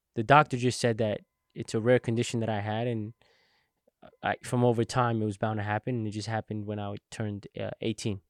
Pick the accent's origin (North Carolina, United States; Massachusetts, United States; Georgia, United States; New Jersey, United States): New Jersey, United States; Englewood; I was born in Inglewood, New Jersey